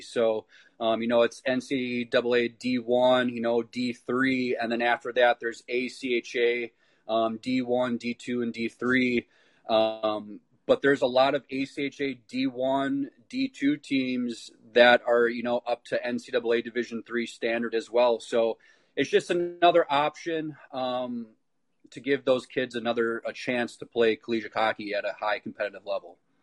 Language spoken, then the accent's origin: English; North Lake, Wisconsin, United States; I'm from Northlake, Wisconsin, so like where Arrowhead High School is, and I pretty much uh, started with the Waukesha youth hockey.